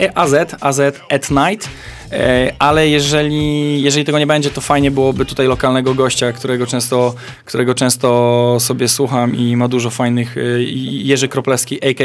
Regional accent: Poland; Ja mówię, że z Polski

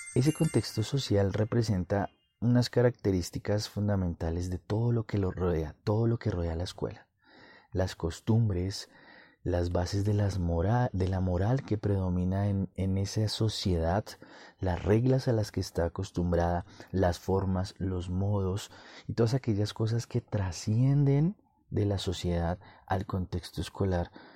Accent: Colombia; en mi país, Colombia

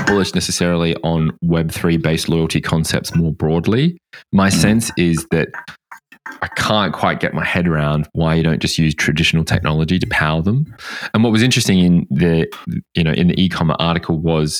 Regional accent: Australia; now in United Kingdom; I'm from Oz

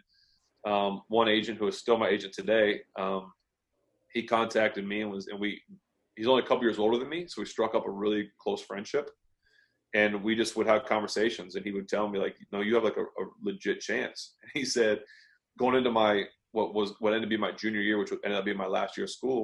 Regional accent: Ohio, United States; Ohio State was only an hour and a half from my hometown

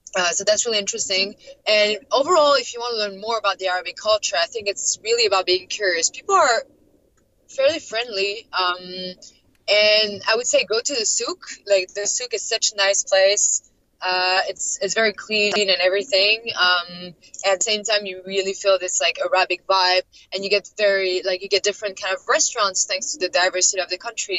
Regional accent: Paris, Île-de-France, France; moved away as an adult; also born or lived in Doha, Qatar; now in Los Angeles, United States; I, am French. I'm originally from Paris, but I've been living um, in like I think five or six cities uh, and countries in the last like five years.

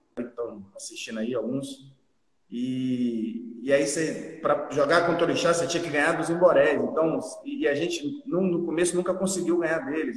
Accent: Teixeira de Freitas, Bahia, Brazil; now in Porto Seguro, Brazil; Joguei por Teixeira de Freitas, que é minha cidade natal, a cidade no extremo sul da Bahia

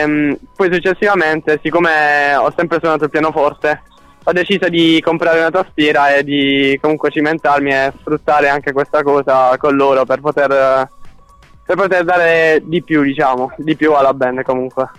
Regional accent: Monopoli, Apulia, Italy; io sono di Monopoli

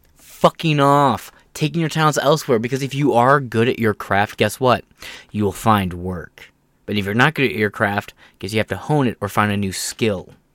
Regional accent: Michigan, Ohio area, United States; I'm from the Mile Hill area, which is, like, the Michigan, uh, Michigan, Ohio area

